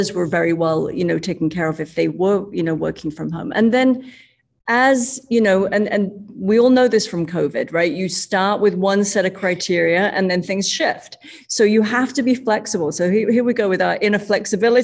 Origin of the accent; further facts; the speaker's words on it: London, United Kingdom; moved away as an adult; now in Chicago, United States; I come from London